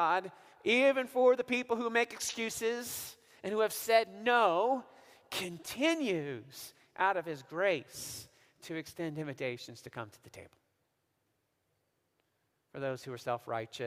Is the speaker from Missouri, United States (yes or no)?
yes; Missouri, United States; now in Oak Park, United States; growing up in Missouri